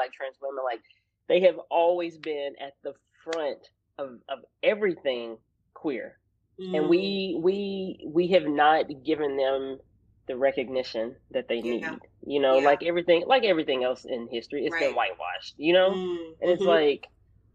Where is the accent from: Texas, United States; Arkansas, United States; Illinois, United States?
Arkansas, United States; accent: country; as a Black kid growing up in Arkansas